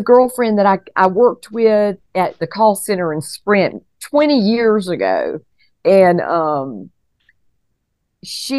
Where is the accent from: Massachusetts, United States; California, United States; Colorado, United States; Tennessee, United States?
Colorado, United States; here we are from Colorado